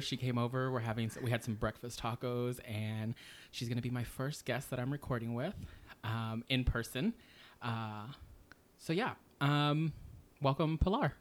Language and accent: English; Texas, United States; I grew up in Texas